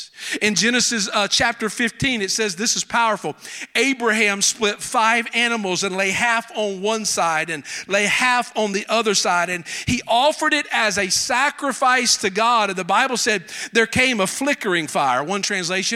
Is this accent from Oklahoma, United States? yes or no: no; South Carolina, United States; accent: Southern; I'm from South Carolina.